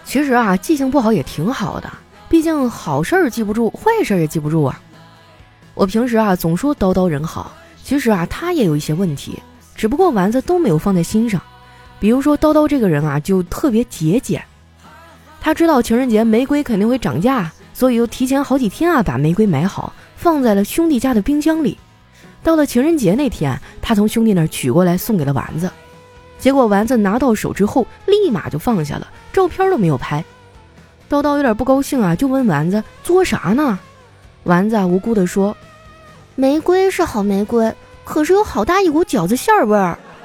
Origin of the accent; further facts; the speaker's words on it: Northeast China, China; 虽然我是个东北人，但是我真的不喜欢冬天